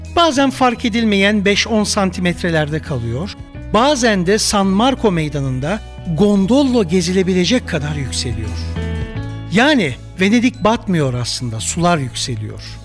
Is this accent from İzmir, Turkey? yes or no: no; Samsun, Turkey; moved away; also born or lived in Istanbul / Nice; Samsun'da Karadenizimize 10 metre uzakta doğdum, onunla büyüdüm.